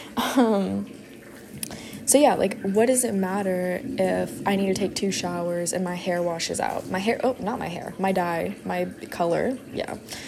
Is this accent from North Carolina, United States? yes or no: no; Houston, Texas, United States; I am from Houston, Texas. I go to college here